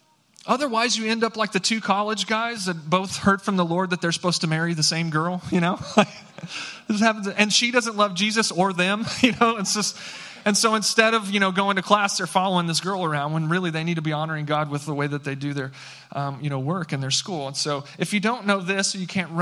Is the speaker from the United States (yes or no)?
yes; San Angelo, Texas, United States; now in Fort Worth, United States; I grew up in West Texas, okay, out in San Angelo, Texas